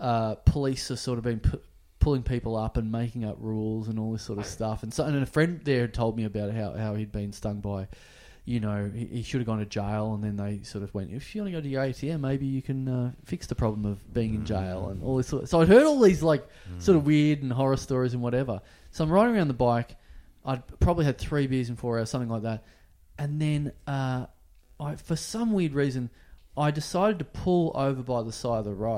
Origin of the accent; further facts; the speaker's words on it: Australia; I'm officially an Australian in Thailand